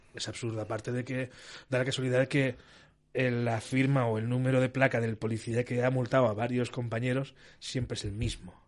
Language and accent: Spanish; Castellón de la Plana, Valencian Community, Spain; also born or lived in Burriana; yo soy de Castellón